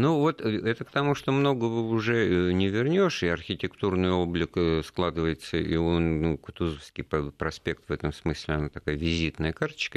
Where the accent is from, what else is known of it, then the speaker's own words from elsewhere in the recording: Moscow, Russia; как два старых коренных э, москвича